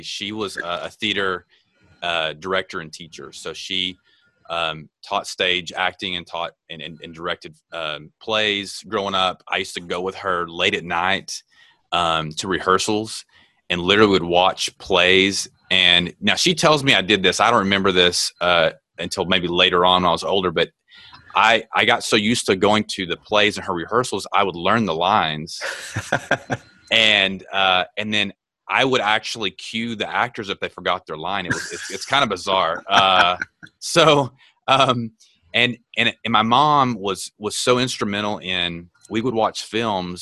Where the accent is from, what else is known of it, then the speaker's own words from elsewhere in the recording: Texas, United States; I grew up in Texas